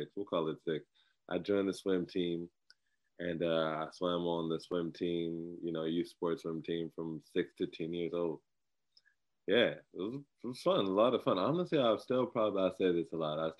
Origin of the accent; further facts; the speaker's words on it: Inglewood, California, United States; I'm from Inglewood, California